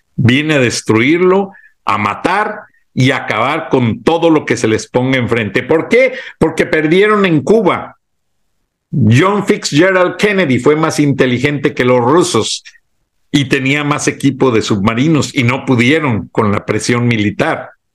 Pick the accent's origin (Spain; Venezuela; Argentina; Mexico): Mexico; moved away; also born or lived in Atlanta, United States; como mexicano, empleado de la empresa